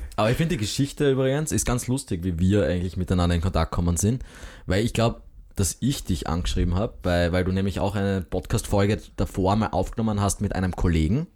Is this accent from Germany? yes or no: no; Graz, Styria, Austria; als Grazer